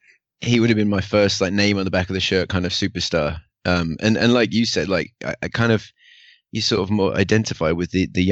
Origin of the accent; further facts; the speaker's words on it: Woking, South East England, United Kingdom; growing up in Woking